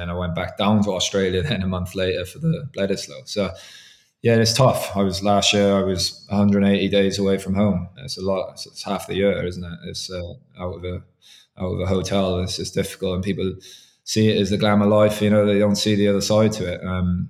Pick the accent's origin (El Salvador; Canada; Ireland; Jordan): Ireland; as Irish officials, we do the English French games for neutrality purposes.